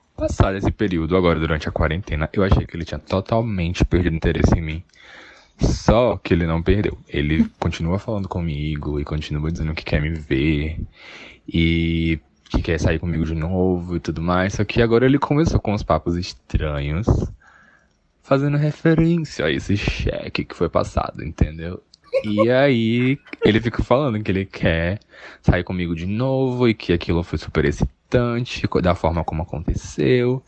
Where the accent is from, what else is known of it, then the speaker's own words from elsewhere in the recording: Salvador, Bahia, Brazil; eu sou de Salvador